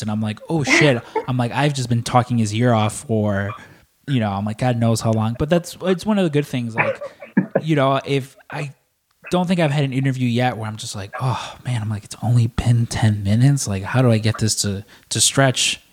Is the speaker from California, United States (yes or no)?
no; Chicago, Illinois, United States; I'm born and raised in Chicago